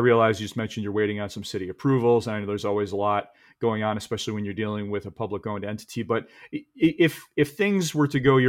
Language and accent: English; Midwest, United States; I'm from the Midwest. I ski a lot in the Midwest.